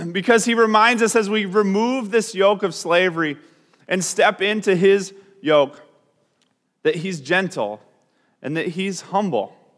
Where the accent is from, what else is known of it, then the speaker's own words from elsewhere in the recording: Grand Rapids, Michigan, United States; We're from Grand Rapids